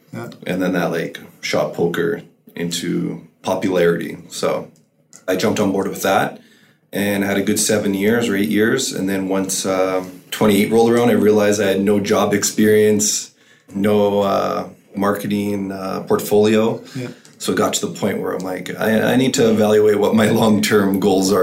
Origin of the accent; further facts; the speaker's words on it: Camrose, Alberta, Canada; now in Edmonton, Canada; I'm originally from Camrose, and I've lived in Edmonton, I think, for 12, 13 years now.